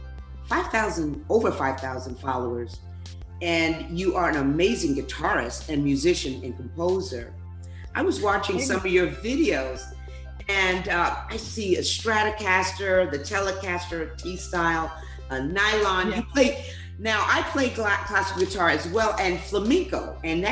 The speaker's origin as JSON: {"language": "English", "town": "New York City", "region": "New York", "country": "United States", "moved": "yes", "lives_now": "Greenville, United States", "said": "I'm actually from New York City. But I'm here in South Carolina, in Greenville, South Carolina"}